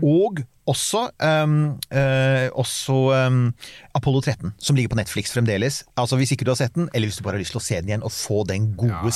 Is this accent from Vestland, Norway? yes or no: no; Bærum, Akershus, Norway; jeg er fra Bærum